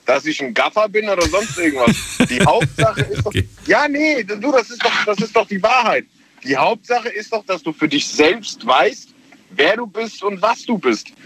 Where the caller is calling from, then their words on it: Mannheim, Baden-Württemberg, Germany; ich komme aus Mannheim.